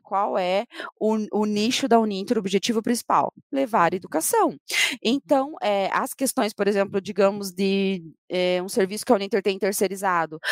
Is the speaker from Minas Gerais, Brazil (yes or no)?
no; Paraná, Brazil; nossa próxima reivindicação como paranaenses